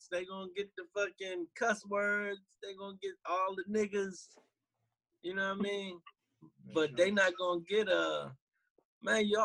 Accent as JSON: {"language": "English", "region": "New York", "country": "United States", "said": "nigga, I'm from Marcy Project."}